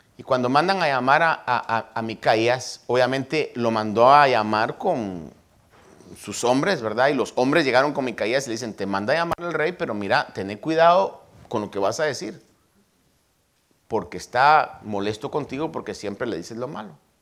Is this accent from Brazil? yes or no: no; Guatemala; born or raised there; now in United States